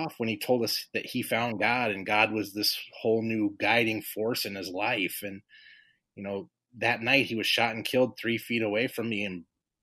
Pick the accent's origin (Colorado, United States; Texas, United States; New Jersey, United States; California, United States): California, United States; Los Angeles; moved away as an adult; also born or lived in Carson, California; now in Illinois, United States; we grew up in South Central Los Angeles